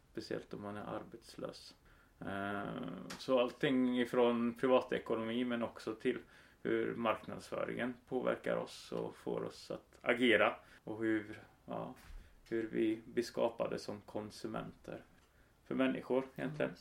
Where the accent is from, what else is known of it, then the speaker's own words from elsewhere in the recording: Karlstad, Värmland, Sweden; moved away as an adult; also born or lived in Stockholm; now in Växjö, Sweden; Jag är från Karlstad. Från landsbygden där jag växte upp.